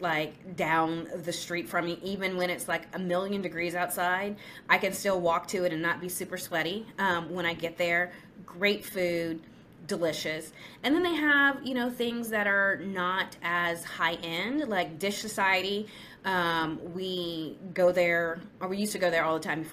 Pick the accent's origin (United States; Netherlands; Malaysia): United States; Houston, Texas; also born or lived in New York; I'm an OBGYN from Houston